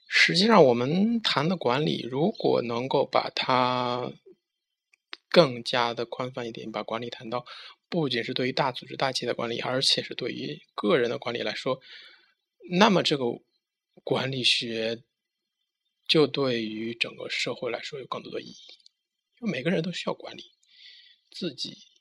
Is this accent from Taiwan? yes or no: no; China; 我们中国人